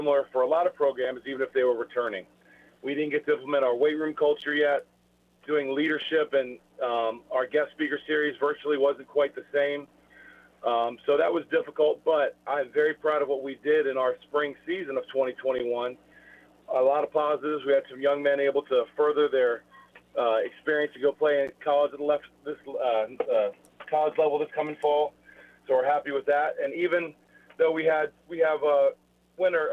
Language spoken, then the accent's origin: English; Rockville, Maryland, United States; I grew up in Rockville, Maryland